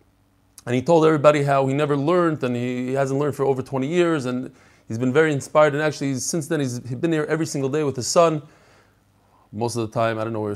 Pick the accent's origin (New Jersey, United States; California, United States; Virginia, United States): New Jersey, United States; Lakewood; born there; also born or lived in Long Beach / Far Rockaway / Bnei Brak / Kensington; I was born in Lakewood. Lived in Long Beach, Far Rockaway. I did a lot. Yeah, my father liked to move around a lot.